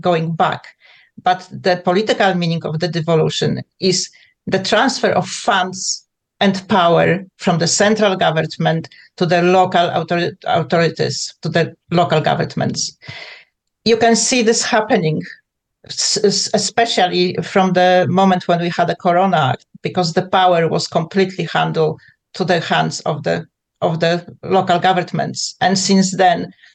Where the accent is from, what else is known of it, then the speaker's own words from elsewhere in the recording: Poland; English is a second language; moved away as an adult; now in United Kingdom; I grew up in Poland. I left Poland when I was a young girl